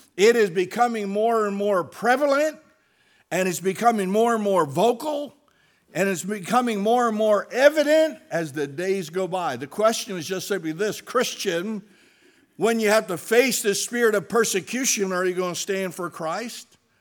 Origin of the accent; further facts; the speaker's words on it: United States; I stand fast as an American. I stand fast as a citizen of the United States of America.